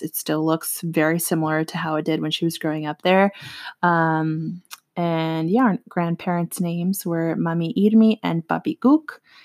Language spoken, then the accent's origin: English; Northern Virginia, United States; first language Spanish; English is a second language; we grew up here in Northern Virginia